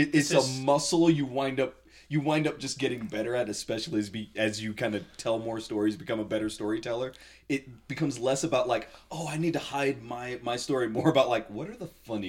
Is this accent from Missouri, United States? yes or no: no; Southern California, United States; now in Delta, Utah, United States; And Eric and I grew up together in Southern California. I'm originally from Southern California.